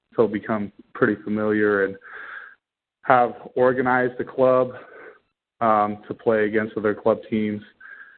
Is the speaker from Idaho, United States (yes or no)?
yes; Boise, Idaho, United States; also born or lived in Portland area / California; I'm from the Boise, Idaho area, born and raised